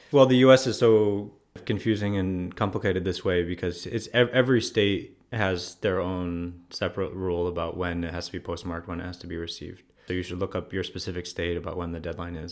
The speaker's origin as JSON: {"language": "English", "region": "Ohio", "country": "United States", "also_born_or_lived": "Spain / Morocco / Washington, D.C.", "moved": "as an adult", "lives_now": "Freiburg, Germany", "said": "I'm from Ohio originally"}